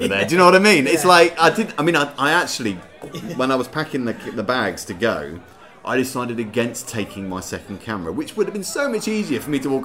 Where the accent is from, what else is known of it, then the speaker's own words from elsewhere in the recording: Reading, South East England, United Kingdom; I'm from Reading, really, so, you know, it's about 25 minutes away from Reading